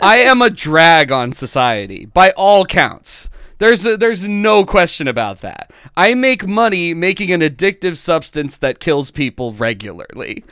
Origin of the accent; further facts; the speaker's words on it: United States; as a person growing up in America